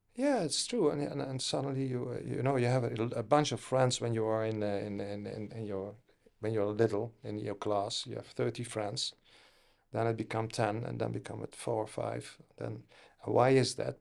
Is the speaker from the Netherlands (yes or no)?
yes; Netherlands; Originally from the Netherlands.